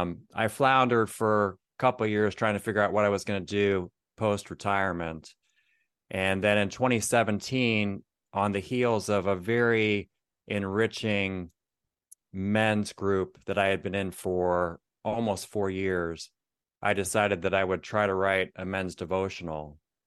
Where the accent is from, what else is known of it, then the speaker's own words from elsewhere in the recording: Akron, Ohio, United States; now in Florida, United States; I'm a Buckeye. I was born in Akron, lived different places, but mostly Northeast Ohio.